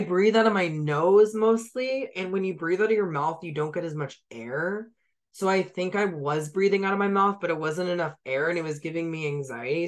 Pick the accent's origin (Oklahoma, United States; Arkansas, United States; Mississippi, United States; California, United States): California, United States; San Diego; I'm from San Diego.